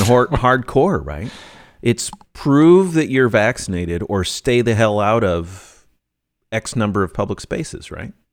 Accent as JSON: {"language": "English", "country": "United States", "said": "I'm an American"}